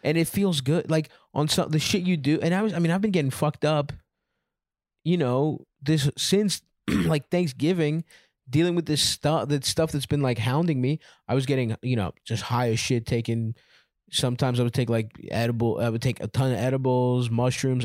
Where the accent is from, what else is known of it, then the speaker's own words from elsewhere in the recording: Baltimore, Maryland, United States; I grew up in Baltimore